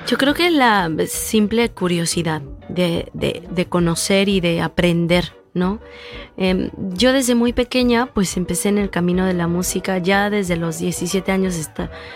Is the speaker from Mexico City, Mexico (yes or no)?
no; Veracruz, Mexico; de, Veracruz, de donde yo vengo